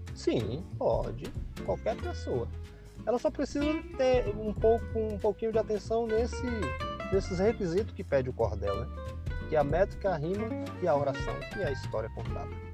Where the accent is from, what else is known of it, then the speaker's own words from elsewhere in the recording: Manuel Vitorino, Bahia, Brazil; now in Vitória da Conquista, Brazil; sou natural aqui de Manuel Vitorino, interior da Bahia. Porém, moro em Vitória da Conquista há mais de 36 anos